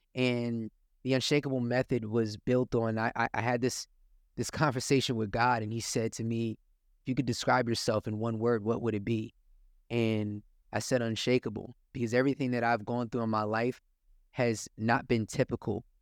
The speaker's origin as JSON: {"language": "English", "town": "Willingboro", "region": "New Jersey", "country": "United States", "tie": "born or raised there", "said": "Willowboro is the town that I grew up"}